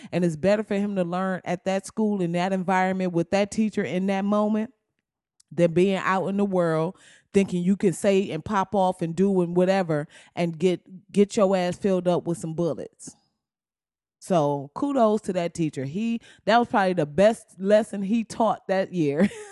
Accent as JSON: {"language": "English", "town": "Flint", "region": "Michigan", "country": "United States", "said": "I'm from Flint, Michigan"}